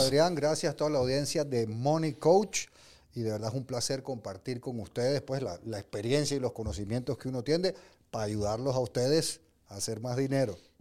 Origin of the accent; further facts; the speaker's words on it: Venezuela; moved away; also born or lived in England; yo nací en Inglaterra, yo soy, mi pasaporte, gracias a Dios, es británico por los problemas de mi país. Mis padres eran venezolanos, me crié en Venezuela